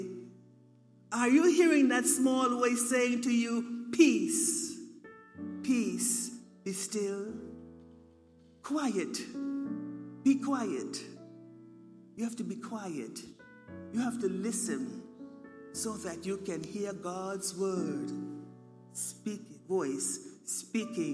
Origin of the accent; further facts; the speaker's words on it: Turks & Caicos Islands; moved away; I come from the Turks and Caicos Islands